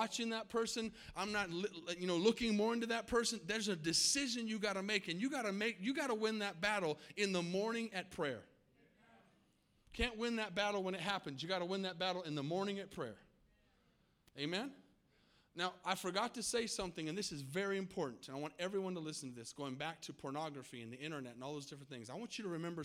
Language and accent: English; Tucson, Arizona, United States; now in Texas, United States; I grew up in Tucson, Arizona